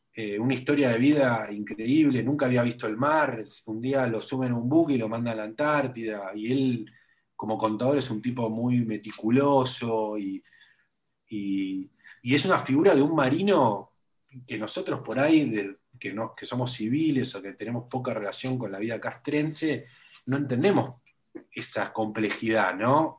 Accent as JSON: {"language": "Spanish", "region": "Buenos Aires", "country": "Argentina", "tie": "born or raised there", "said": "Yo soy muy porteño, yo muy porteño, ¿viste? Nací en el, en el, barrio donde me crié, viví siempre en el mismo barrio"}